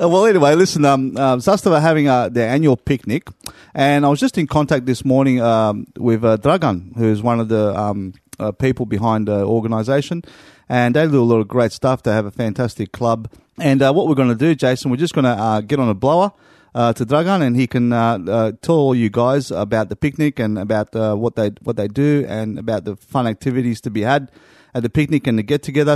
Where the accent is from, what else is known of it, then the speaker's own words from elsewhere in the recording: Sydney, New South Wales, Australia; I'm from Syd-, uh, Southwest Sydney area as well